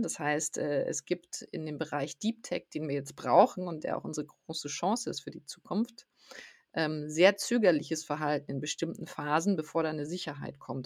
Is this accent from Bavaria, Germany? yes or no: yes; south of Munich, Bavaria, Germany; Ich bin südlich von München in der Natur aufgewachsen